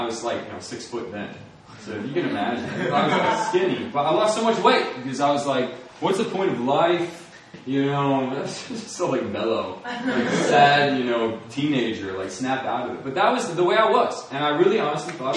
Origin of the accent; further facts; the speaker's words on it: Springfield, Virginia, United States; I was born in Northern Virginia, Springfield, Virginia, that area. And my parents are Christian. They sent me to a Christian school